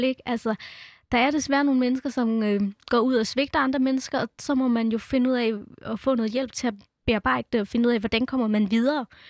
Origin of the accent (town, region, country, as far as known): Denmark; born or raised there; also born or lived in India